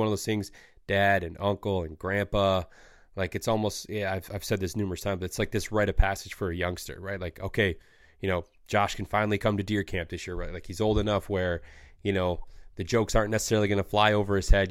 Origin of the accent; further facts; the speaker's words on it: Michigan, United States; growing up in Michigan